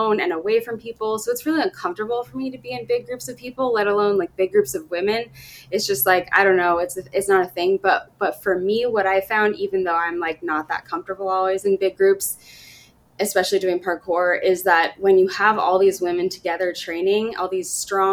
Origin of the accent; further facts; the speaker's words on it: Sacramento, California, United States; moved away as an adult; also born or lived in Washington, D.C.; I'm from Sacramento, it's my hometown